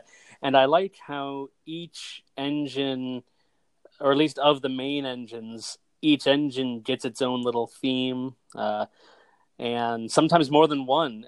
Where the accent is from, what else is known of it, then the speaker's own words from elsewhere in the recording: United States; we're both from the United States